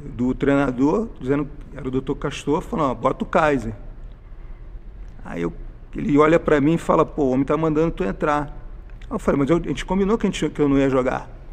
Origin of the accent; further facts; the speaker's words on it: Rio de Janeiro, Brazil; also born or lived in Porto Alegre; Eu vim do Morro do Tabajara, no Rio de Janeiro, família da minha mãe.